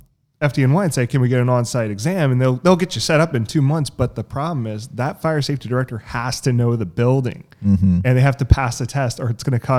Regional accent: Roseville, California, United States; I mean, I'm originally from Sacramento, California, a small town, Roseville.

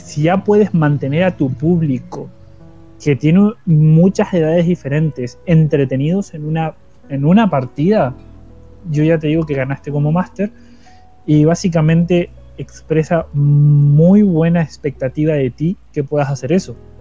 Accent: Paraná, Entre Ríos, Argentina; moved away; mi ciudad natal, que es Paraná Entre Ríos

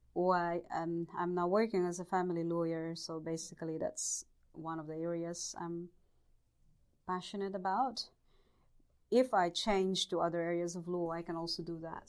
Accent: Bohol, Central Visayas, Philippines; moved away as an adult; also born or lived in Leyte, Philippines; now in New Zealand; I was born in the Philippines in the province of uh, Bohol.

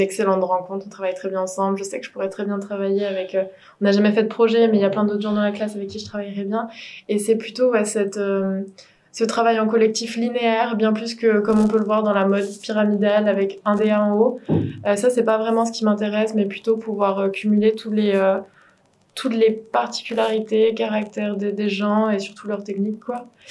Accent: Morlaix, Brittany, France; moved away; je suis originaire de Bretagne, encore une Bretonne, euh, du Finistère, à Morlaix exactement

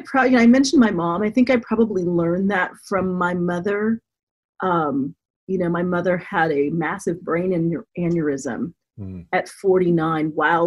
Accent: Denver, Colorado, United States; also born or lived in Florida / Germany; And I grew up mostly in Denver, Colorado. I was an Air Force brat, so I was born in Florida, lived in Germany, but grew up in Colorado.

